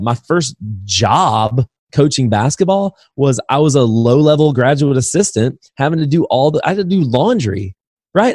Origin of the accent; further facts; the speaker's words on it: Indiana, United States; moved away; also born or lived in Alabama; I'm from Indiana, so basketball's in my blood originally